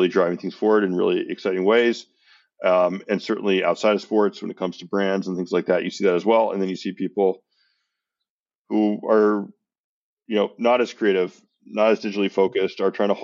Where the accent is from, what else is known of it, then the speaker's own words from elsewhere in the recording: San Francisco, California, United States; I grew up in San Francisco.